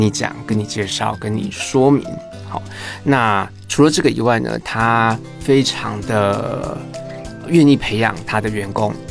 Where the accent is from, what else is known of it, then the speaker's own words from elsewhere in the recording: Tainan, Taiwan; 我是台南人